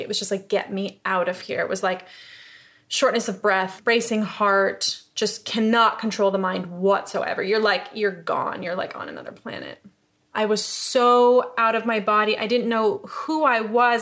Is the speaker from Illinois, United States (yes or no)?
no; upstate New York, United States; moved away as an adult; also born or lived in Los Angeles; now in London, United Kingdom; I'm from New York. I'm from upstate New York